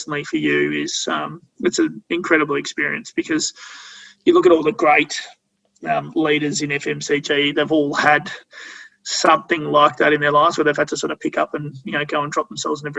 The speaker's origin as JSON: {"language": "English", "country": "Australia", "tie": "born or raised there", "said": "when you're growing up in Australia"}